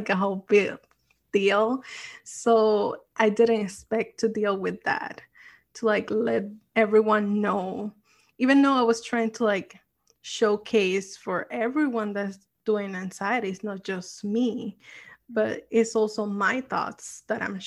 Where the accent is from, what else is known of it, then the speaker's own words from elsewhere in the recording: Puerto Rico; moved away as an adult; now in New York, United States; I grew up in Puerto Rico and then I moved to New York